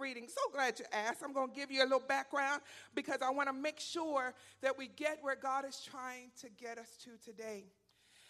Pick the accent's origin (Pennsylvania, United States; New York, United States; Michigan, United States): Pennsylvania, United States; Philadelphia; now in Texas, United States; I'm from Philadelphia